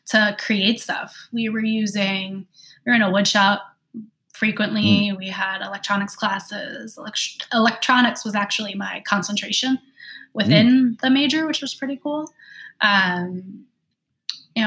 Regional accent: New York City, New York, United States; also born or lived in Long Island, New York; I grew up in Queens, New York. Then we moved to Long Island.

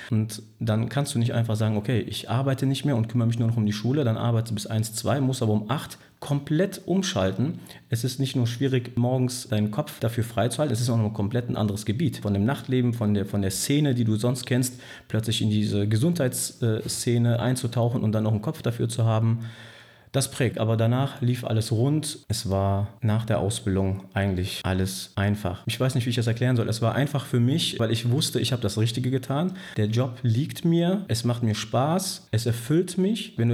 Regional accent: Pützchen, North Rhine-Westphalia, Germany; dort wo ich auch äh, aufgewachsen bin und groß geworden bin in Pützchen, ähm, komme also von der Boilerseite her

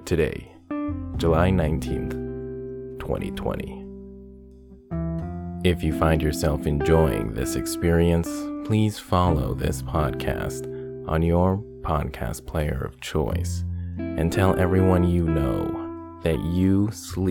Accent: Canada; my home country of Canada. Starting off with the city I live in, Toronto

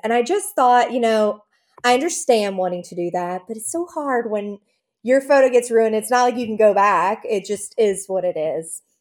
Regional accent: New Orleans, Louisiana, United States; now in Baton Rouge, United States; I'm from New Orleans originally, even though we live in Baton Rouge

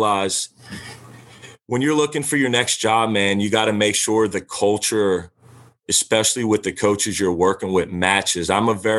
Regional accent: Louisiana, United States; I'm from Louisiana

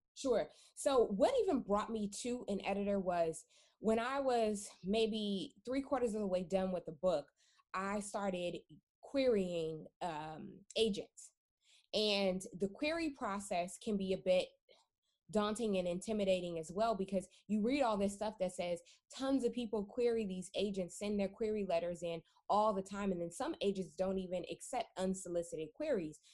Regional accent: California, United States; my personal background is that I am from California um, born and born and raised

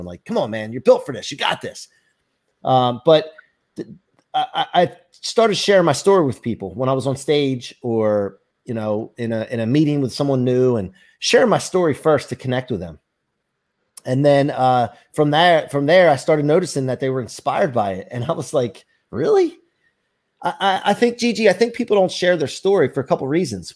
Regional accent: outside of Philly, Pennsylvania, United States; now in Ocean City, Maryland, United States; I grew up outside of Philly.

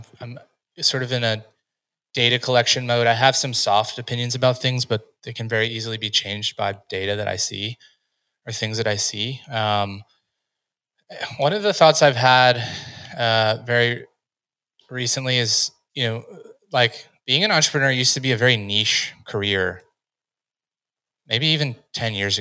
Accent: United States; growing up in the United States

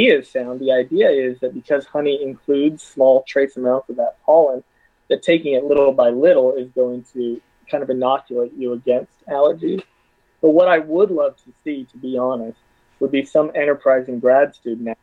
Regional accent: Athens, Georgia, United States; I'm from Athens. This is my home

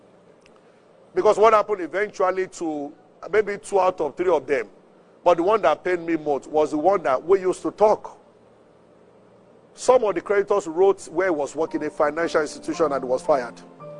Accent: Abeokuta, Ogun State, Nigeria; I grew up in Abeokuta.

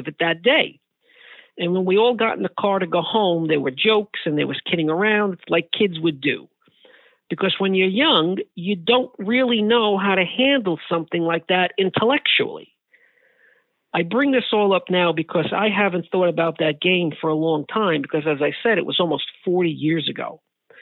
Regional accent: New York City, New York, United States; I grew up in the Bronx in the 1970s and 80s

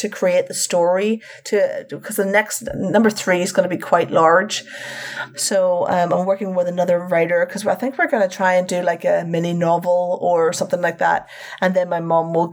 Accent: Northern Ireland, United Kingdom; now in London, United Kingdom; this September, I will have been in England as long as I lived in Northern Ireland

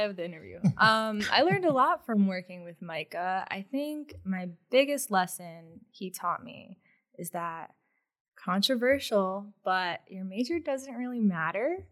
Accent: Newington, Connecticut, United States; also born or lived in Boston, Massachusetts; growing up in Connecticut

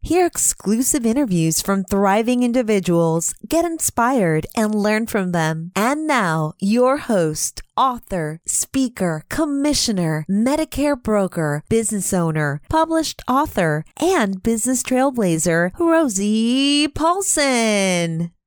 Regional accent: Massachusetts, United States; also born or lived in Indiana; now in Tampa Bay area, United States; I grew up in Massachusetts and lived in Indiana

